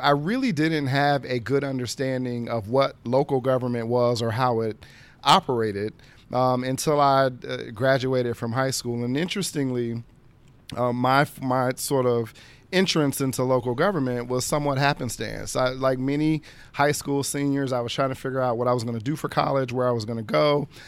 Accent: Dayton, Ohio, United States; now in Washington, D.C., United States; I'm originally from Dayton, Ohio. Uh, it's a city in southwest Ohio of about now a hundred and fifty thousand, uh, persons born and raised there

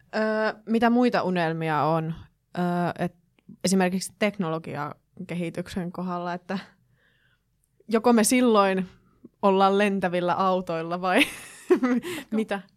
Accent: Kittilä, Lapland, Finland; siis itse olen kotoisin Kittilästä ja asun siis meidän koti on Kittilän kaivoksesta kilometrin päässä

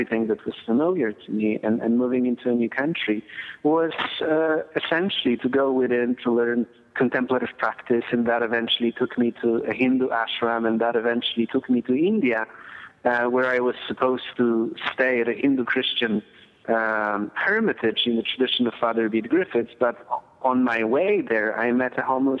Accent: Poland; moved away; I grew up in Poland during the communist and Soviet era

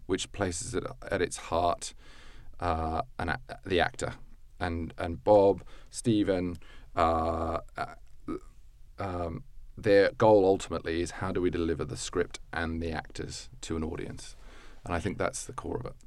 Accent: Australia; moved away as an adult; as an Australian

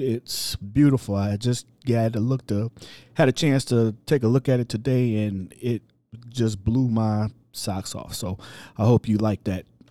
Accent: Cleveland, Ohio, United States; moved away; I'm originally from Cleveland, and I work for the city of East Cleveland

